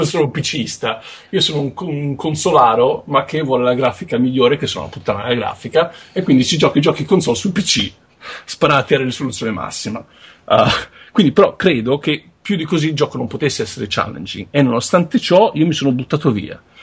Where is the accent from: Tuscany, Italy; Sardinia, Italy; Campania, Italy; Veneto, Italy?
Tuscany, Italy; sono toscano